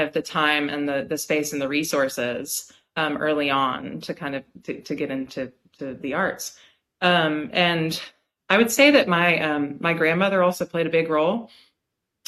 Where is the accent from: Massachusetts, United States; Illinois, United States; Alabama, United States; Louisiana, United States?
Alabama, United States; Birmingham; also born or lived in Philadelphia, Pennsylvania / Bloomington, Indiana; now in Clyde, United States; I grew up in Birmingham, Alabama